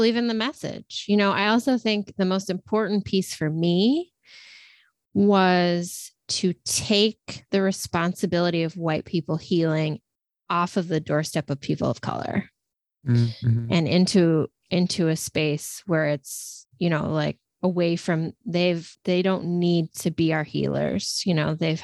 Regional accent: Texas, United States; moved away as an adult; also born or lived in New York City; I'm from Texas, born and raised, spent my formative years there

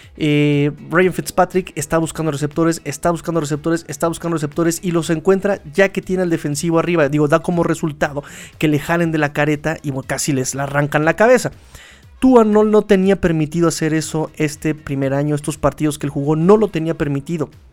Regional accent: Mexico City, Mexico; accent: chilango; chilango se le dice a los que somos oriundos de aquí, de la Ciudad de México

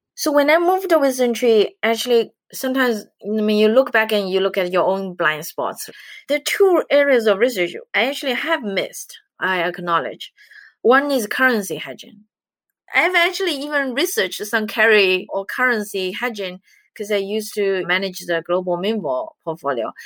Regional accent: China; moved away as an adult; now in United States; I'm from China

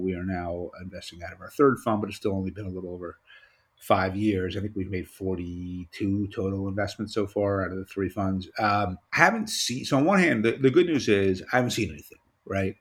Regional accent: New York, United States; as a New Yorker

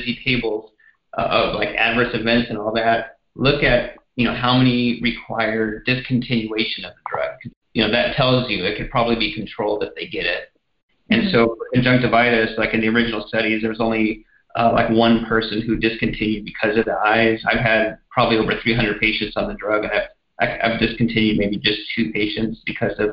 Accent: Texas, United States; moved away; it's my home state

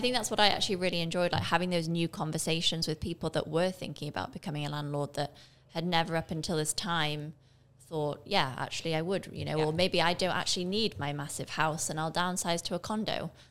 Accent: England, United Kingdom; now in Barbados; I grew up in England

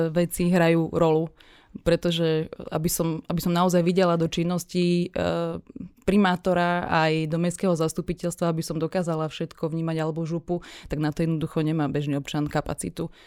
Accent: Rimavská Sobota, Banská Bystrica Region, Slovakia; Samozrejme, že v malých mestách, keďže ja pochádzam z Rimavskej soboty

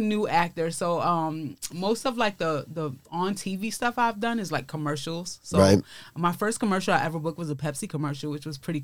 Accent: New York City, New York, United States; accent: Brooklyn; moved away as an adult; now in Los Angeles, United States; I'm from East New York, Brooklyn. So it's the hood, man. It's I think it's getting a little bit fancier now, but it's like right next to Brownsville.

